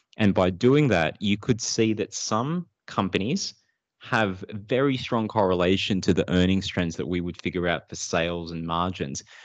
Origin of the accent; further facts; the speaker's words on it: Sydney, New South Wales, Australia; also born or lived in Philippines; I grew up in Sydney. Uh, I, with my family, moved there, uh, at the age of two. So we moved from the Philippines, migrated over here